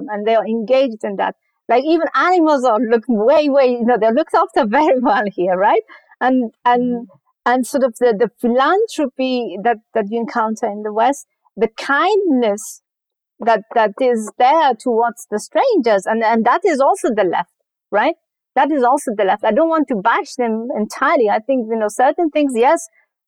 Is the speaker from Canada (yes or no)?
no; Afghanistan; also born or lived in Germany / United Kingdom; now in California, United States; when I was growing up in Afghanistan and even later in Germany